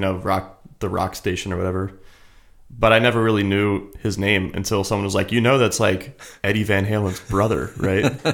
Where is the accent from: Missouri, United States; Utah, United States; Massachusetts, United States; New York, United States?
Missouri, United States; Kansas City; moved away as an adult; also born or lived in Cincinnati, Ohio; now in Los Angeles, United States; I'm from Kansas City, originally